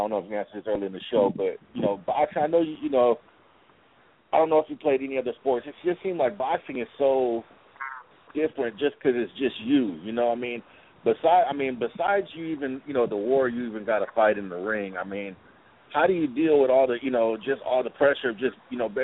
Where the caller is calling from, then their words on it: California, United States; I'm calling from California out here